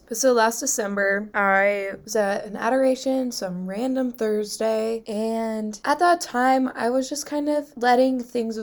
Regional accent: Missoula, Montana, United States; I'm from Missoula, Montana.

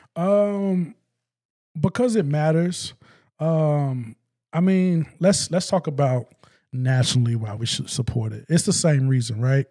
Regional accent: West Memphis, Arkansas, United States; now in Northwest Arkansas, United States; I'm from West Memphis

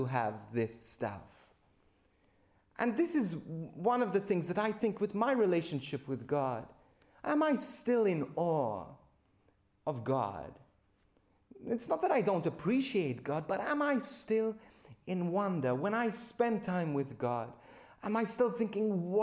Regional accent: Malta; moved away as an adult; now in Australia; my home country of Malta

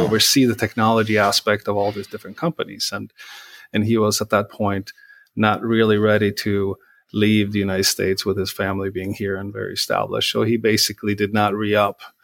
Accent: Sweden; moved away as an adult; now in Minnesota, United States; growing up in Sweden

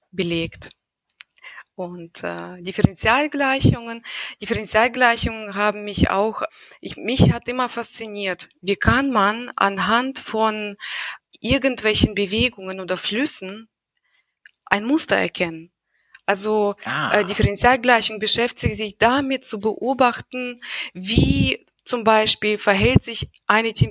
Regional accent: Russia; ich bin, weil ich in Russland aufgewachsen bin, habe ich irgendwie nicht dieses Mindset, dass Frauen insbesondere betrachtet werden müssen.

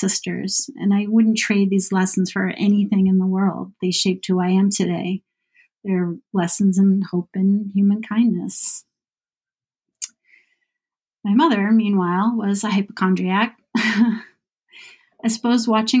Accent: Boston, Massachusetts, United States; growing up in Boston was great.

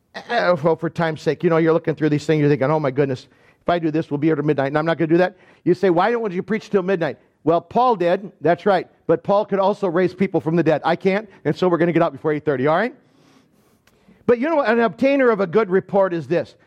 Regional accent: Michigan, United States; accent: Deep South; I grew up in Michigan

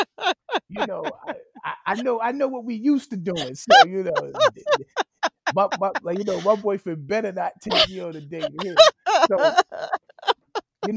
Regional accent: New York City, New York, United States; I was born and raised in Bedford-Stuyvesant

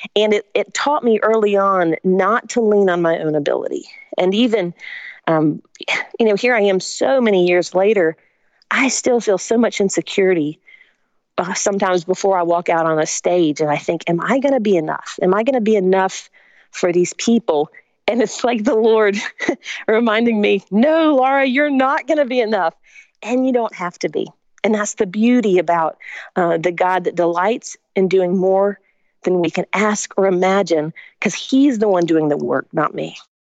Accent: Spartanburg, South Carolina, United States; also born or lived in Augusta, Georgia; I was born in Augusta, Georgia, but my family moved when I was three to Spartanburg, South Carolina

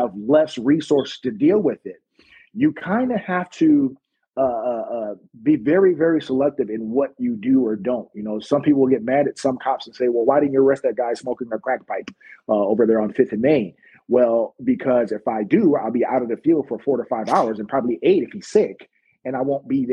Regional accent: United States; I'm from America

